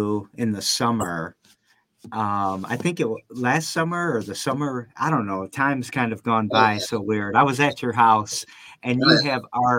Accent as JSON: {"language": "English", "town": "Lansing", "region": "Michigan", "country": "United States", "tie": "born or raised there", "said": "I'm a South Sider too. I grew up on the South Side."}